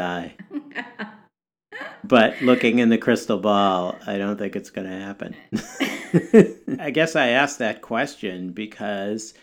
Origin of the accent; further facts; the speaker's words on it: Wisconsin, United States; moved away; when I was growing up in Wisconsin